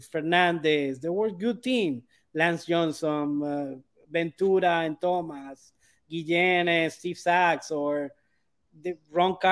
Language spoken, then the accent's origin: English; Maracaibo, Zulia, Venezuela; Maracaibo, my city